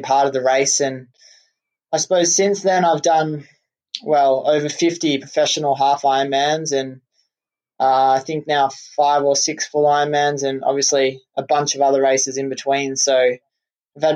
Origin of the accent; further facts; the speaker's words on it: Australia; growing up in Australia, I played a lot of Australian rules football